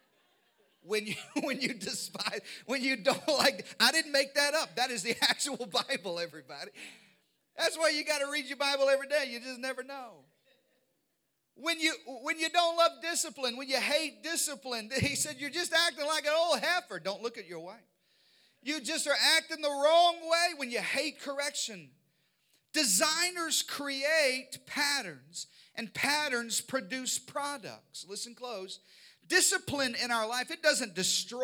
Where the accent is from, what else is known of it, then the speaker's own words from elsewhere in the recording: Arkansas, United States; We were raised in Arkansas in the deep south